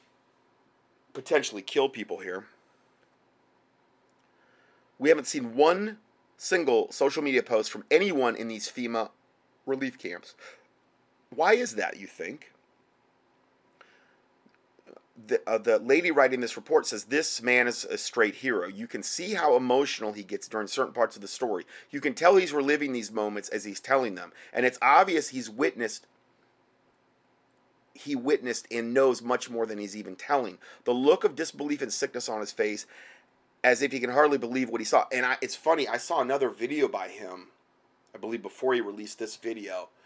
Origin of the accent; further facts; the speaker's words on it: Fort Myers, Florida, United States; moved away; that's where I'm from Fort Myers.